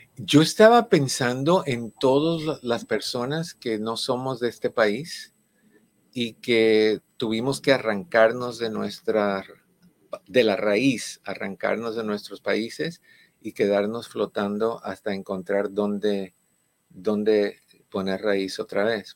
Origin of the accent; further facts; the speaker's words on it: Cuba; moved away; en mi país